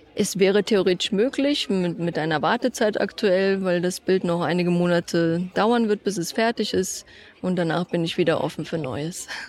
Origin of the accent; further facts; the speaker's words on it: Eschborn, Hesse, Germany; Alles, was in Eschborn entstanden ist, ist mein Heimatort.